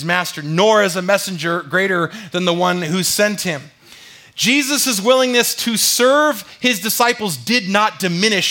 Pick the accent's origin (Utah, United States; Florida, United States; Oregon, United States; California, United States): California, United States; moved away; I'm from California